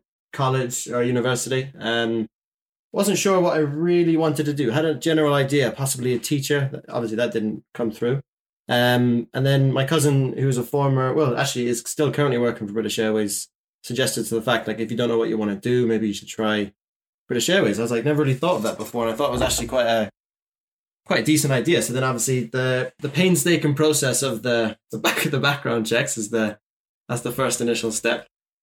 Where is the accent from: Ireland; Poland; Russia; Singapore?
Ireland; Shannon, County Clare; I may have like commuted from my hometown of Shannon Airport, but my home airport